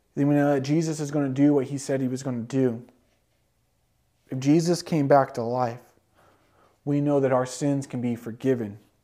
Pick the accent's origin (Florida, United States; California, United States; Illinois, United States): California, United States; Growing up in California